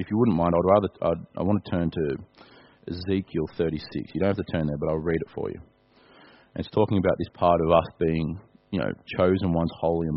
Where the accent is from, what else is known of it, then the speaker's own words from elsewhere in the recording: Australia; I'm an Australian